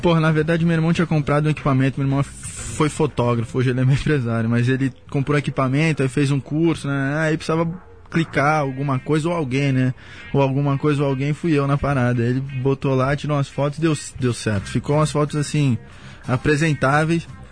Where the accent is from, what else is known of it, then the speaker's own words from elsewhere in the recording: Santos, São Paulo, Brazil; moved away; canal 1 ali, pia. Nasci e criei ali